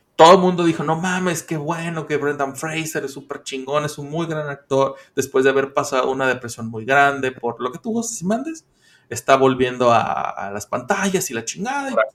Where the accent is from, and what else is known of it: Mexico